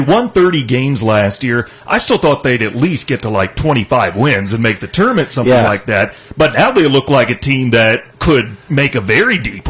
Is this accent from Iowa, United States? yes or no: yes; Iowa, United States; moved away; I grew up in Iowa. I actually grew up closer to Lincoln than I did to Iowa City